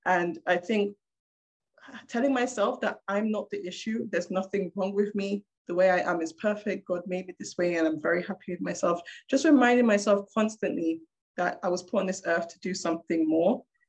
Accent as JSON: {"language": "English", "country": "Nigeria", "said": "I am a Black woman. I'm a Nigerian woman in engineering, in robotics."}